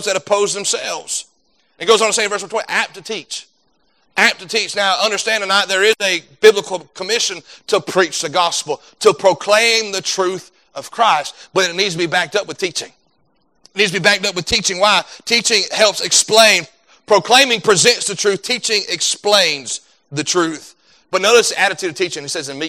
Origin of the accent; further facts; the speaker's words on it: United States; as an American citizen